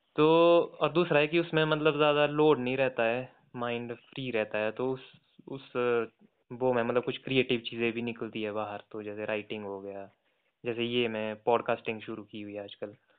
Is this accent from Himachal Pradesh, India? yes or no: yes; Kullu, Himachal Pradesh, India; also born or lived in Shimla; मैं कुल्लू से हूँ